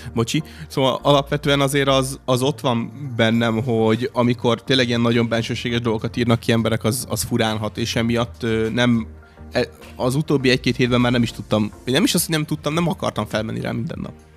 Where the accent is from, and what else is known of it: Hungary